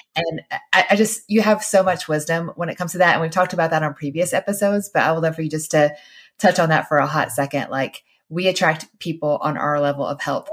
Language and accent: English; Georgia, United States; we would say we were Christians because we fr-, we're from Georgia